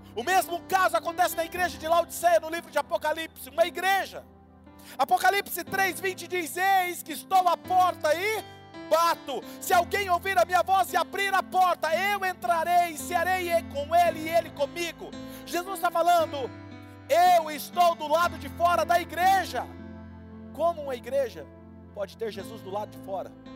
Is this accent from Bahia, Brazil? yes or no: no; Marília, São Paulo, Brazil; also born or lived in Jundiaí, São Paulo, Brazil; Marília é a cidade onde eu cresci